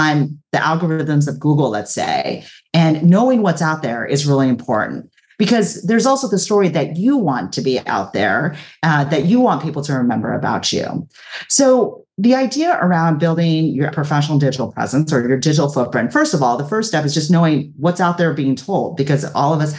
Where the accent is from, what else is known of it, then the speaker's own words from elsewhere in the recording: Orange County, Southern California, United States; I'm originally from Southern California, from Orange County